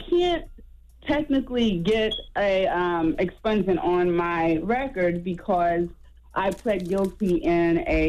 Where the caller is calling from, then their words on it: Beaufort, South Carolina, United States; Well, first of all, I'm calling from Beaufort, South Carolina.